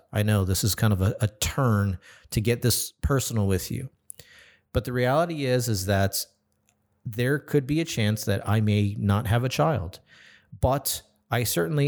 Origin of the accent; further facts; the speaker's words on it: California, United States; in my home state of California